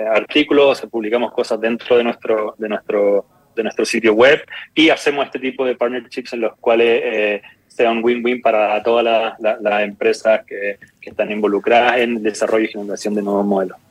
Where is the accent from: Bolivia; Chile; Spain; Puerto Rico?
Chile; moved away as an adult; also born or lived in New York; somos dos chilenos y un griego